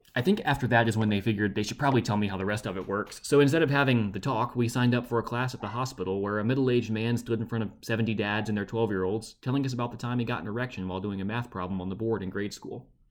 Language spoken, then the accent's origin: English; Baton Rouge, Louisiana, United States